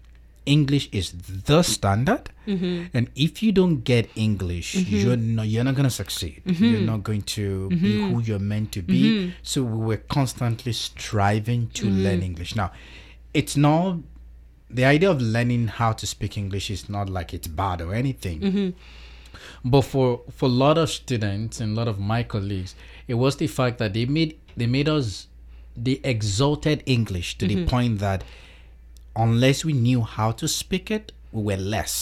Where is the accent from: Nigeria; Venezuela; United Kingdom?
Nigeria; South West Nigeria; first language Yoruba; English is a second language; back home in Nigeria, when I was in school, we call our language Yoruba. I'm from the Yoruba-speaking part of Nigeria. I'm Yoruba.